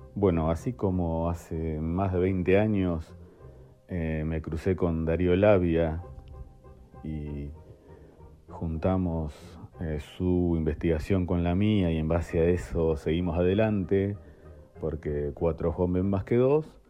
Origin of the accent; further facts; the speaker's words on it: La Plata, Buenos Aires Province, Argentina; moved away as an adult; now in Saliqueló, Argentina; yo soy de la República de la Plata, capital de la provincia de Buenos Aires, pero desde hace casi 20 años vivo en Saliqueló